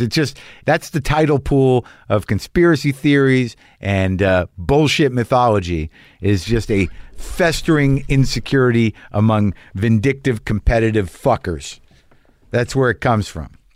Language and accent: English; New Mexico, United States; I grew up in New Mexico